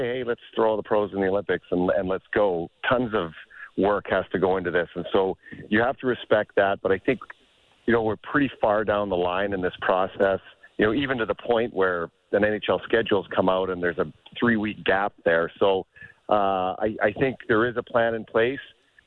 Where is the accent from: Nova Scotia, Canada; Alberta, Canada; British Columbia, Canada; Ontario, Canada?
British Columbia, Canada; Prince George; growing up in Prince George